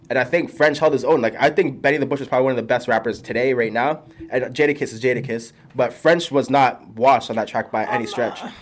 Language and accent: English; Nigeria; now in Toronto, Canada; I'm also Nigerian